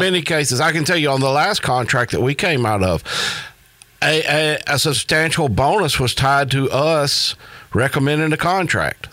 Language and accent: English; United States; being an American